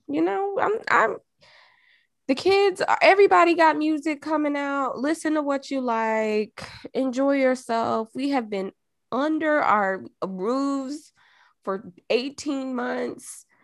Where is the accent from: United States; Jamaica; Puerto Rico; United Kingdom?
Jamaica; moved away; being Jamaican